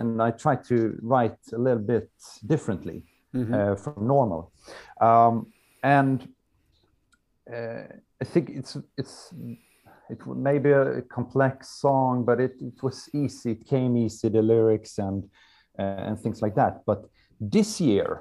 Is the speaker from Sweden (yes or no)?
yes; Halmstad, Halland County, Sweden; English is a second language; here in Halmstad, my hometown